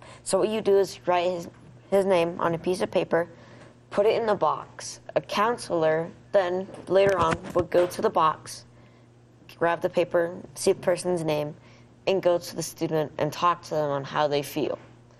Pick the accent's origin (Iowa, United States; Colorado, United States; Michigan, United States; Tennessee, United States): Colorado, United States; Colorado Springs, United States; I'm 14 years old, and I'm from The Spring.